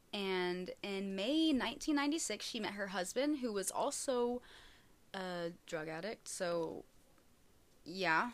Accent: United States; I am very American

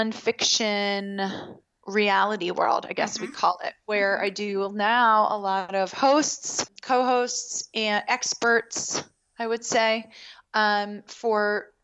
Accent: Baltimore, Maryland, United States; I grew up in Baltimore

